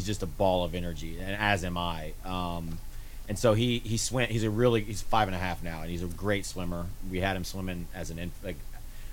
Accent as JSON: {"language": "English", "town": "Kansas City", "region": "Missouri", "country": "United States", "tie": "born or raised there", "said": "I was born and raised in Kansas City, Missouri"}